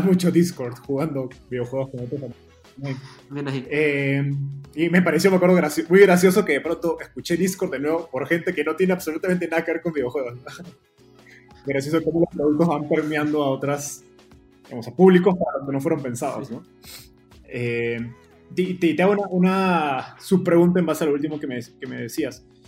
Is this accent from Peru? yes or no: yes; Peru; en Perú, de donde yo soy